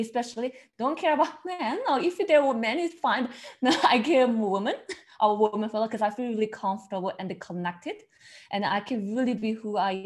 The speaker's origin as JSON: {"language": "English", "region": "Seoul", "country": "South Korea", "second_language": "English", "moved": "as an adult", "lives_now": "Melbourne, Australia", "said": "they probably catch from my accent, I'm originally from South Korea, the Seoul"}